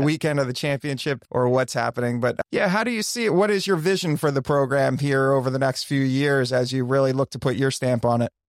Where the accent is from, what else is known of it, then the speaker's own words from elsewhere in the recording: Wilmington, Delaware, United States; moved away; I'm born, I'm from Wilmington, Delaware.